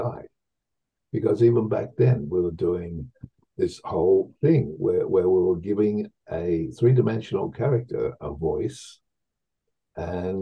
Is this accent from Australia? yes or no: yes; Victoria, Australia; moved away; I grew up on a farm in the middle of nowhere in Australia